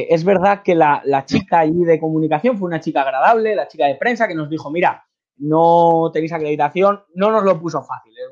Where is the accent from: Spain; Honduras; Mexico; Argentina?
Spain; Pues eso me, caracteriza como español y como persona que quiero contar la verdad y como periodista